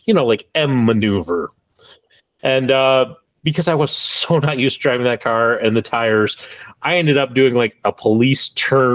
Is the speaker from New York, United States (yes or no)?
no; South Dakota, United States; I grew up one in South Dakota where speeding tickets were like astronomical